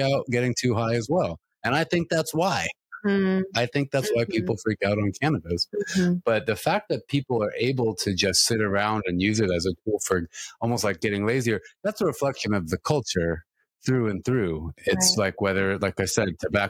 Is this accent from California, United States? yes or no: yes; California, United States; I'm from California